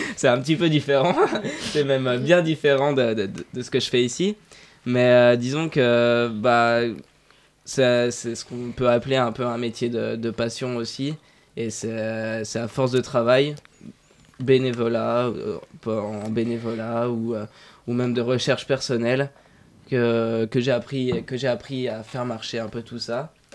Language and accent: French; Dijon, Bourgogne-Franche-Comté, France; now in Paris, France; je viens de Dijon